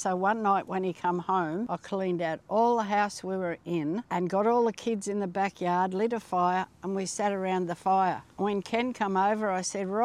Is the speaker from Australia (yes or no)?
yes; Werribee, Victoria, Australia; also born or lived in Clayton; I was born in Werribee. Lived there till I was 9.